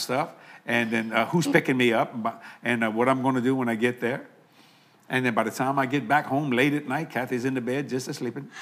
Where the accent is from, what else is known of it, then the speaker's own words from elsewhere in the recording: United States; I'm very proud of being called an American